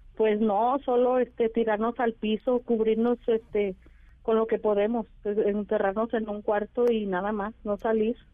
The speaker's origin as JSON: {"language": "Spanish", "town": "Teocaltiche", "region": "Jalisco", "country": "Mexico", "tie": "born or raised there", "said": "aquí nací, aquí crecí"}